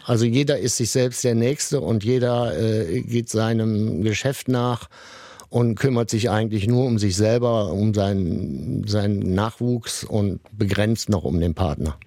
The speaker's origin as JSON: {"language": "German", "town": "Sankt Augustin", "region": "North Rhine-Westphalia", "country": "Germany", "tie": "born or raised there", "said": "bin in der Nähe von Bonn aufgewachsen und in St. Augustin"}